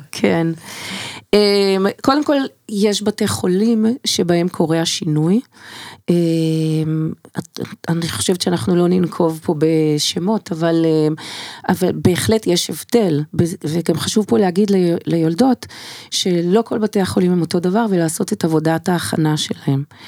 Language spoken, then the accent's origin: Hebrew; Israel; also born or lived in United States; מילדותי בקיבוץ